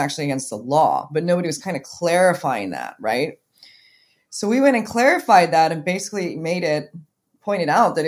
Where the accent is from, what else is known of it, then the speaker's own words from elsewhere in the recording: Kauai, Hawaii, United States; I grew up on Kauai, like we said, with the Irons brothers